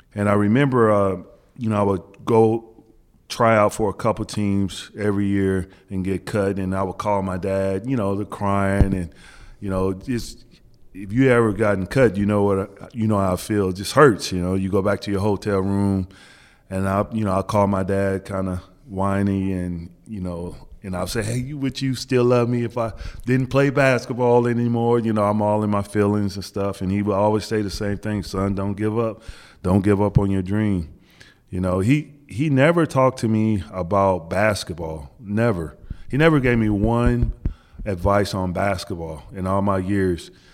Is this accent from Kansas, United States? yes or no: yes; Wichita, Kansas, United States; moved away as an adult; growing up in Wichita, Kansas, we used to get a lot of the Big East games